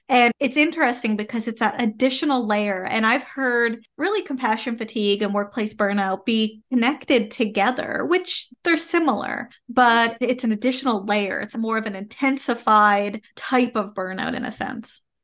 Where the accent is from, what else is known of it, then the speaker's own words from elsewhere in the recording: Canada; I am a Canadian social worker